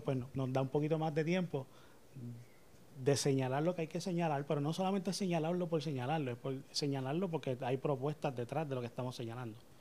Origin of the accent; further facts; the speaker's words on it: Carolina, Puerto Rico; Me crié aquí en Carolina.